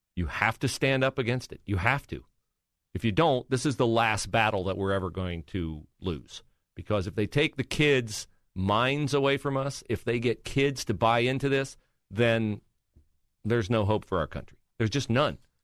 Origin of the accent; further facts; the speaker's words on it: Western Ohio, United States; moved away as an adult; now in Columbus, United States; I did not grow up here. I grew up in Western Ohio